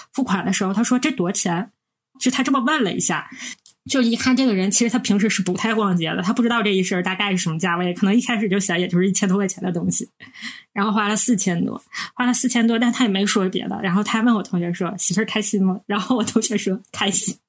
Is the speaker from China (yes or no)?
yes; Northeast China, China; 我们是三个来自东北的ladies